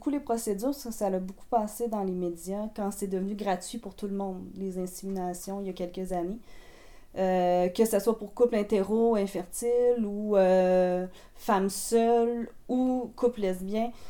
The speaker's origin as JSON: {"language": "French", "region": "Quebec", "country": "Canada", "said": "je suis québécoise"}